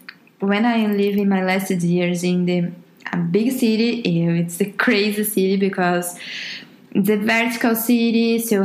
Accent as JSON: {"language": "English", "town": "Curitiba", "region": "Paraná", "country": "Brazil", "tie": "born or raised there", "also_born_or_lived": "São Paulo, Brazil", "second_language": "English", "moved": "as an adult", "lives_now": "Como, Italy", "said": "I was born in Curitiba, south of Brazil. But I'm living during 20 years in São Paulo, capital São Paulo."}